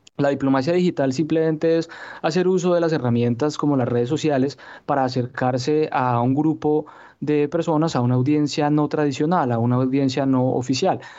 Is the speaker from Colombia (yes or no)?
yes; Colombia; nosotros prácticamente somos una inversión del Estado colombiano a largo plazo que le damos un retorno a, a nuestros connacionales y al Estado